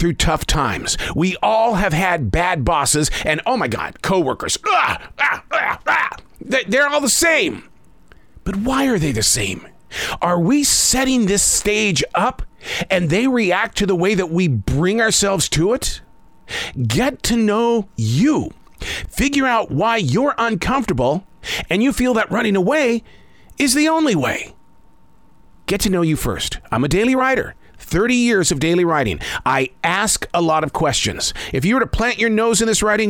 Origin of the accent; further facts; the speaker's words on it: Montana, United States; I grew up in the state of Montana fearing the sound of thunder